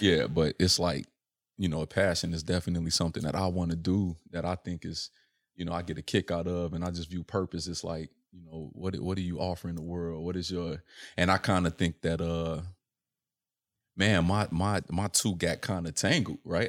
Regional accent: Chicago, Illinois, United States; born or raised there

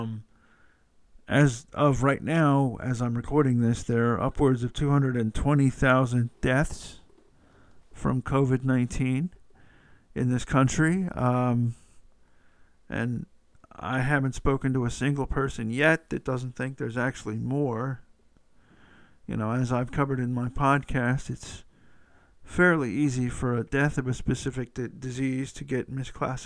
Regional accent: Atlanta, Georgia, United States; Atlanta is my hometown

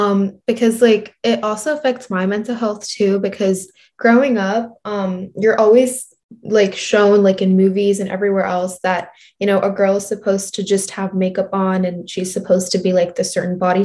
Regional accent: New Jersey, United States; I'm from New Jersey

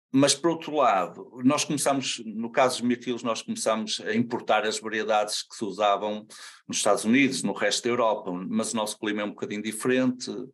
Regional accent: Santa Maria da Feira, North, Portugal; sou de Santa Maria da Feira

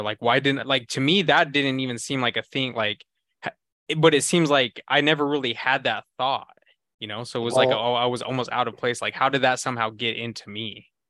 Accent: Idaho, United States; for me growing up in Idaho

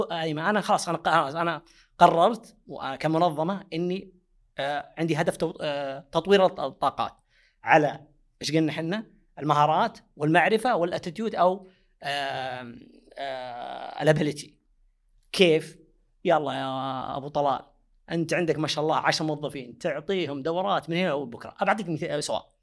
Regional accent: Saudi Arabia; المنظمات ملزمه عندنا في السعوديه

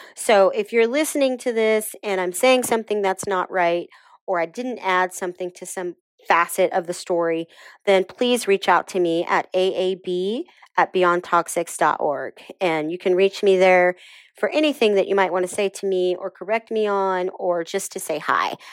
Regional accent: Texas, United States; moved away; my home state of Texas

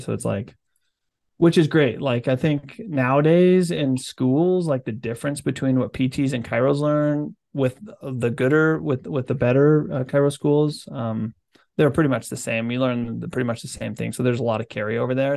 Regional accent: Utah, United States

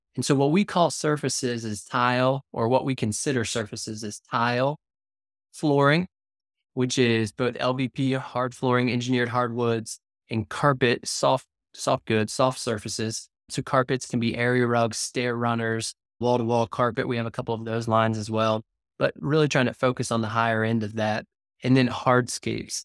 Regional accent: Cincinnati, Ohio, United States; now in Wilmington; I'm from Cincinnati, Ohio.

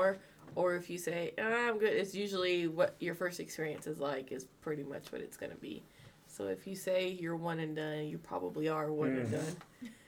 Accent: Georgia, United States; I was born and raised in Georgia

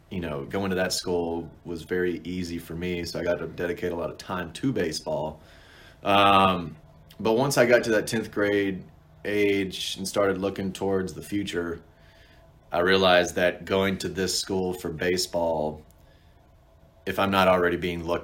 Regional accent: Alabama, United States; growing up in Alabama, you got NASA in Huntsville

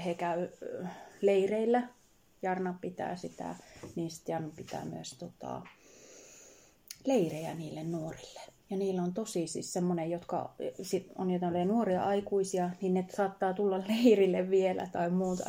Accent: Laukaa, Central Finland, Finland; also born or lived in Jyväskylä; myös lapsuuteni asunut Laukaassa

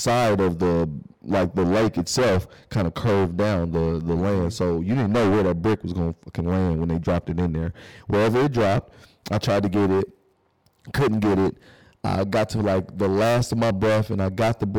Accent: Kentucky, United States; also born or lived in Detroit; We in Kentucky

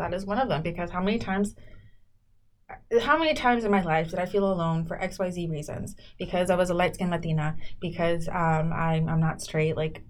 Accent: South San Francisco, California, United States; also born or lived in Mexico / Jalisco; I grew up in South City, South San Francisco.

